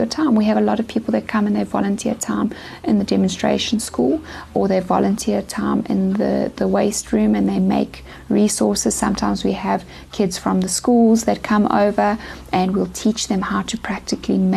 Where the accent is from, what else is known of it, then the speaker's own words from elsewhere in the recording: Pietermaritzburg, KwaZulu-Natal, South Africa; now in Eastern Cape, South Africa; I'm actually from Pietermaritzburg in KZN, but I've been in the Eastern Cape now for 10 years.